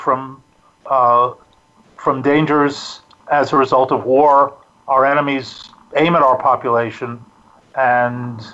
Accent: New York City, New York, United States; moved away as an adult; now in Israel; I'm originally a New Yorker. I grew up in Queens

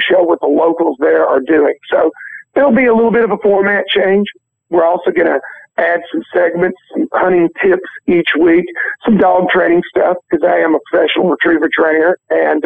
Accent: Reelfoot Lake, Tennessee, United States; I grew up duck hunting on Real Foot Lake

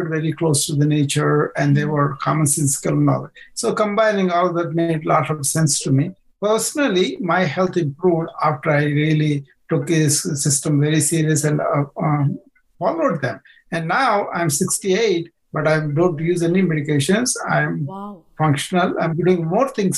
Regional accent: India; moved away as an adult; now in United States; I was born in India

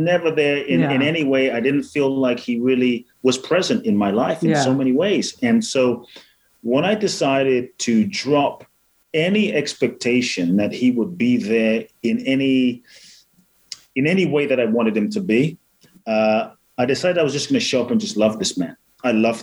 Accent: Ghana; I was born in Ghana

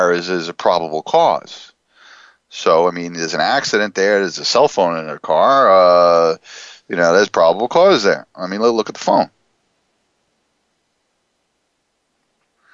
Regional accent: New Jersey, United States; New Jersey, my home state

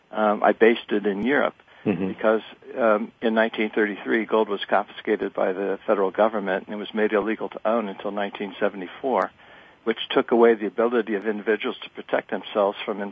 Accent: Ohio, United States; When I was a kid growing up in Ohio back in the 1950s

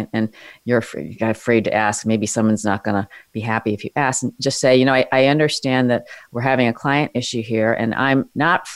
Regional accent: New York City, New York, United States; born or raised there

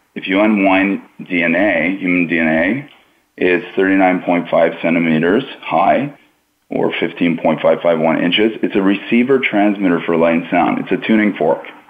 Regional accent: Pickering, Ontario, Canada; where I was growing up in Pickering, Ontario, Canada

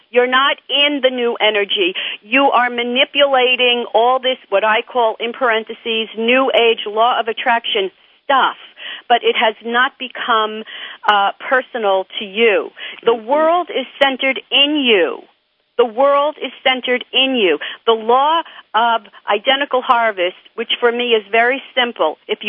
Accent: New York, United States; I'm from New York.

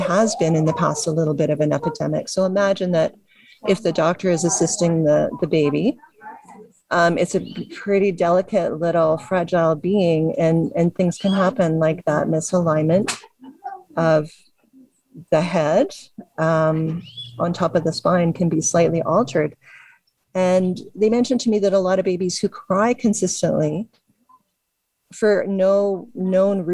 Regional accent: Canada; I'm Canadian

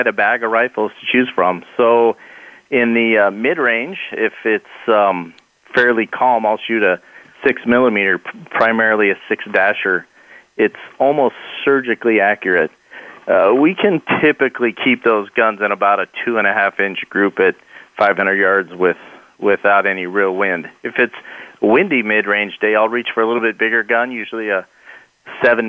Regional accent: Mesa, Arizona, United States; I grew up here in Mesa, Arizona

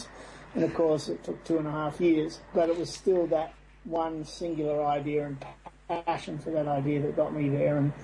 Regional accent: Australia; moved away as an adult; now in United States

